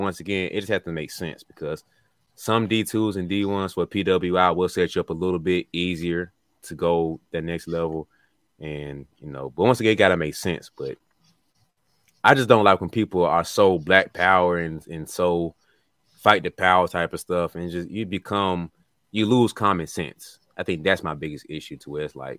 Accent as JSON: {"language": "English", "town": "Birmingham", "region": "Alabama", "country": "United States", "said": "We're from Birmingham, Alabama. We got to say what we can get."}